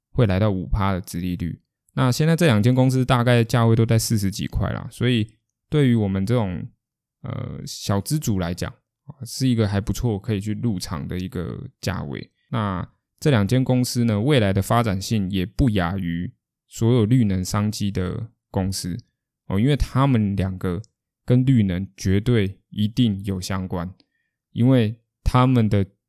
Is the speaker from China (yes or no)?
no; Kaohsiung, Taiwan; 因为毕竟我是高雄人